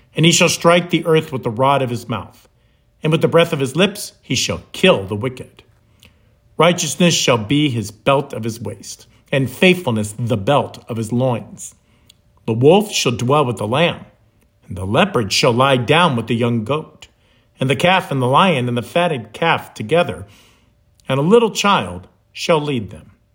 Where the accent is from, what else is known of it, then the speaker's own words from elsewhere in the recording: the North, United States; moved away as an adult; now in Florida, United States; Growing up in the North